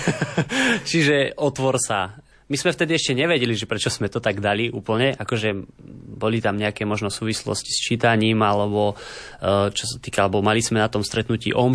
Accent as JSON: {"language": "Slovak", "town": "Hvoznica", "region": "Trenčín Region", "country": "Slovakia", "tie": "born or raised there", "said": "v mojej rodnej obci Hvoznica, čo je taký paradox, lebo je to úplne malá dedinka"}